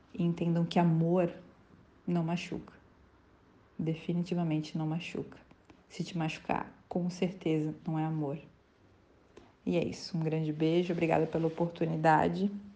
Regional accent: Santa Catarina, Brazil; moved away as an adult; also born or lived in São Paulo; voltei para Santa Catarina, que é no meu estado natal

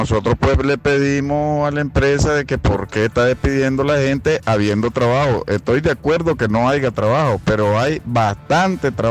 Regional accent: Chinandega, Nicaragua; nosotros somos de Chinandega

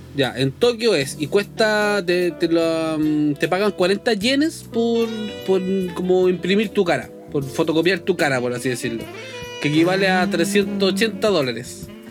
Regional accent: Chile; toda la gente que, que vive en nuestro país

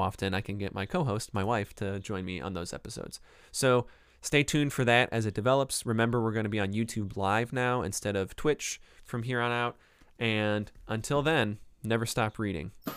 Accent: Cleveland, Ohio, United States; accent: Northeast Ohio Clevelander; I'm from the Cleveland area

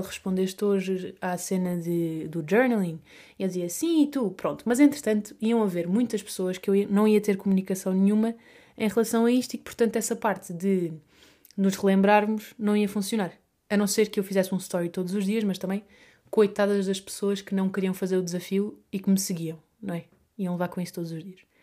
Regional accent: Vila Real de Santo António, Algarve, Portugal; accent: Algarvio; moved away as an adult; now in Madrid, Spain; Primeiro eu cresci uh, a minha terra, no Algarve, Vila Real de Santo António, fica aqui dito, é coladinha a Espanha

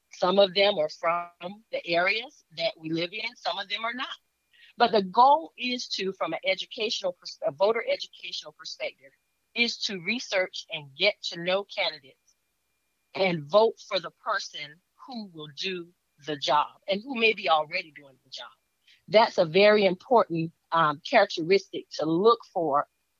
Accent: Orangeburg County, South Carolina, United States; moved away as an adult; now in Columbia, United States; Well, I'm originally from Orangeburg County. I currently live here in Richland County within the city of Columbia, District 1. And that's where I have lived the majority of my adult life.

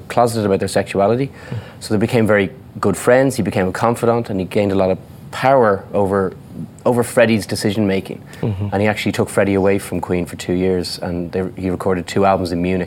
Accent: Ireland; accent: Irish

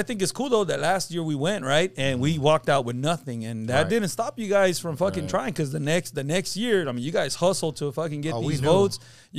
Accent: San Fernando Valley, California, United States; I want to take you guys over there to my hometown

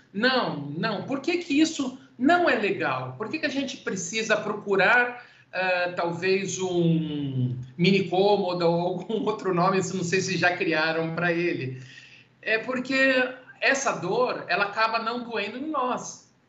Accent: Santos, São Paulo, Brazil; sou de Santos

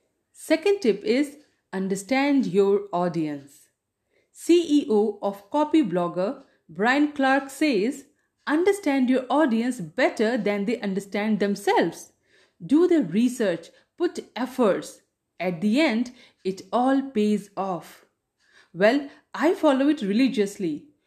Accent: India; first language Hindi; English is a second language; I wanted to stay in touch with my mother tongue, which is Hindi. That's why I started a Hindi blog.

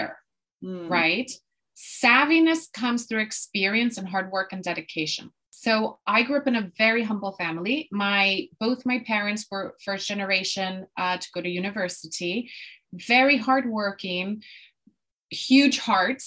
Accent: Puerto Rico; moved away as an adult; also born or lived in Boston, United States; now in London, United Kingdom; I am actually from Puerto Rico in the Caribbean. And so I was born and raised there.

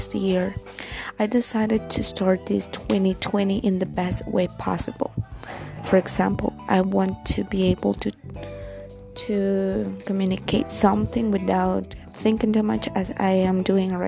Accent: Guatemala; English is a second language; I'm not a native language speaker, as you can tell. I'm from Guatemala.

